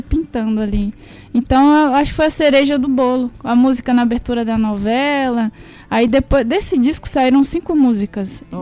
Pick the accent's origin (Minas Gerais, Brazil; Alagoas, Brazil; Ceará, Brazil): Minas Gerais, Brazil; Caetanópolis; sou mineira, na, é, nasci em Caetanópolis, que é a cidade de … também. E a cidade é uma cidade pobre, minha família é uhum. é pobre, então teve muita, tive muita dificuldade